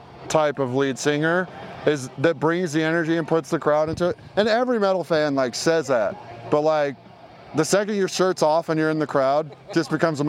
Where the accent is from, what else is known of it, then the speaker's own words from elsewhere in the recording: Idaho, United States; every time we say we're from Idaho, people are like, Iowa?